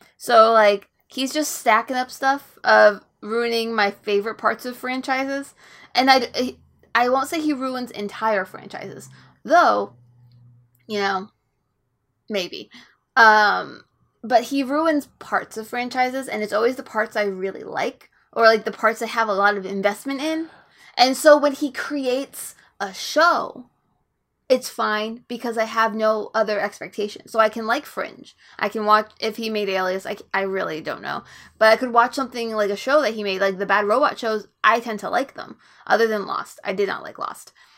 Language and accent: English; Florida, United States; natural born Floridian